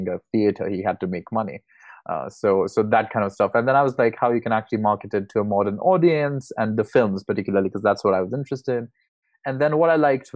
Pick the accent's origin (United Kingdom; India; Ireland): India; moved away as an adult; I'm originally from India